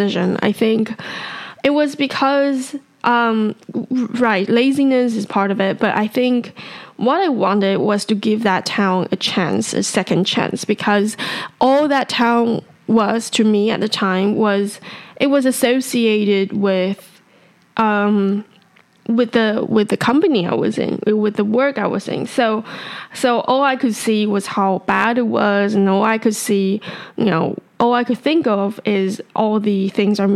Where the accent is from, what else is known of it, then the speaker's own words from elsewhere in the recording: Taipei, Taiwan; I was born and raised in Taipei